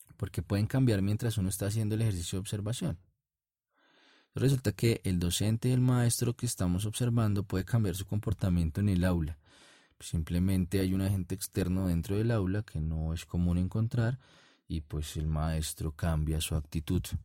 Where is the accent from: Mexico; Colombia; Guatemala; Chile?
Colombia; en mi país, en Colombia